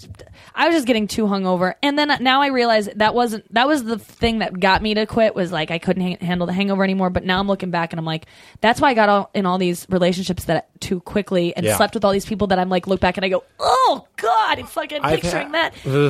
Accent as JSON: {"language": "English", "town": "St. Louis", "region": "Missouri", "country": "United States", "said": "St. Louis."}